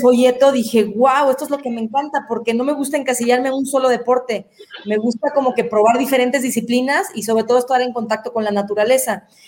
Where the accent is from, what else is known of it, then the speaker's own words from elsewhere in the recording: Guadalajara, Jalisco, Mexico; moved away as an adult; now in Querétaro, Mexico; yo soy de Guadalajara, pero estoy viviendo en Querétaro